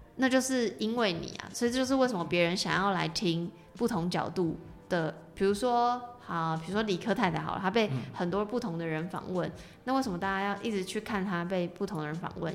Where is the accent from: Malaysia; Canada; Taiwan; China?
Taiwan; 我们身为台湾人